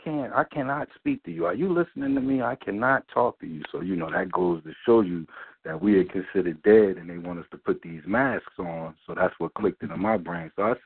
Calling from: New Jersey, United States; All right, yeah, I'm calling from Jersey, man.

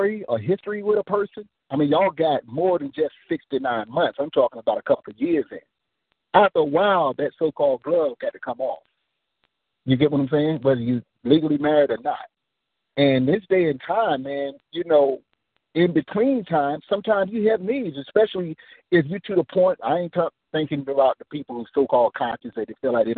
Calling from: Nashville, Tennessee, United States; I'm calling from Nashville.

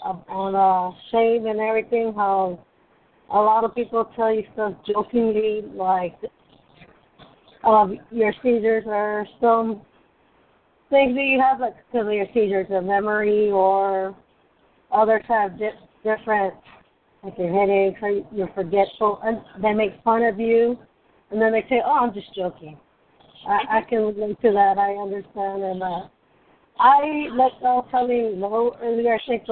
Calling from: Massachusetts, United States; Hi, I'm … from Massachusetts.

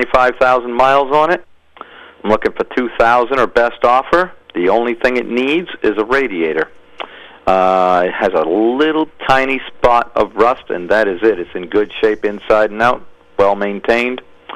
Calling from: Norway, Maine, United States; I am calling from Norway.

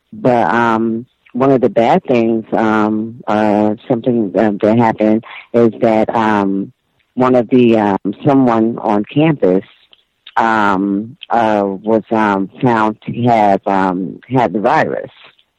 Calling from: Toronto, Ontario, Canada; Hi, B. I'm from Toronto.

